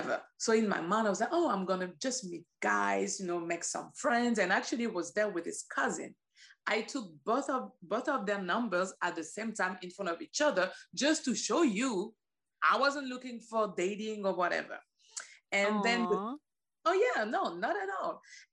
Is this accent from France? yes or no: yes; Paris, Île-de-France, France; moved away as an adult; now in New York, United States; I was born and raised in France. I moved to New York 9 years ago